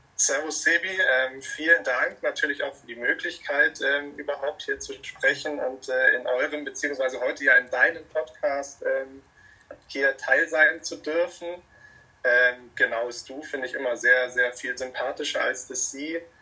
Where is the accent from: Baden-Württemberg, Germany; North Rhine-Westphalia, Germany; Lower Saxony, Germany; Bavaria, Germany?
Bavaria, Germany; Munich; ich bin ja aus München und wohne in München